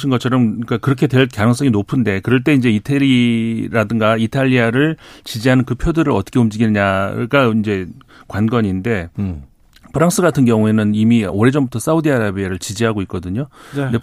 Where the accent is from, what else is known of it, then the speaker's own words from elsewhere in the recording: South Korea; 저는 뭐 제가 한국 사람이라서 그런지 몰라 좀 아쉬움이 있고요.